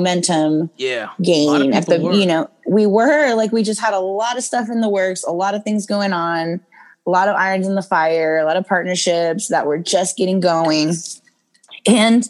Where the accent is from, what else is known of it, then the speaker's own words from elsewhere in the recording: Lockhart, Texas, United States; I'm from Lockhart, Texas, originally